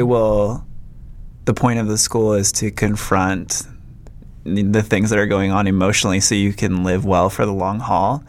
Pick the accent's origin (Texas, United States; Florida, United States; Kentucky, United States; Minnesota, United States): Minnesota, United States; moved away as an adult; also born or lived in Redding, California; I am originally from Minnesota. Moved to Redding, California when I was 18